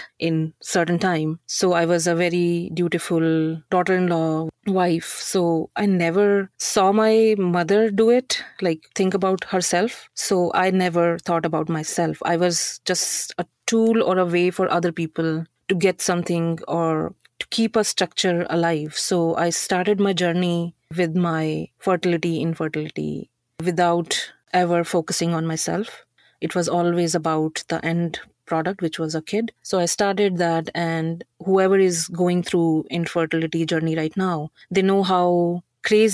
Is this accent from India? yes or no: yes; Yamunanagar, Haryana, India; moved away as an adult; also born or lived in Mumbai, India; now in Canada; I came from Haryana, Yamunanagar. Jagadri is a, what do you call it, twin city. We are actually from the village near Jagadri